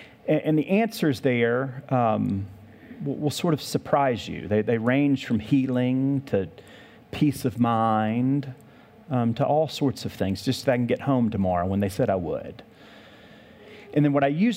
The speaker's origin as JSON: {"language": "English", "region": "the South", "country": "United States", "tie": "born or raised there", "moved": "yes", "said": "I grew up in the South"}